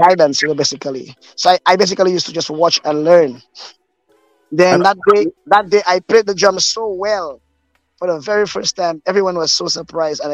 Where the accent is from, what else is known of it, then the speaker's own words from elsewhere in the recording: Desruisseaux, Micoud, St. Lucia; I was born and raised in church. I grew up in the Desruisseaux Evangelical Church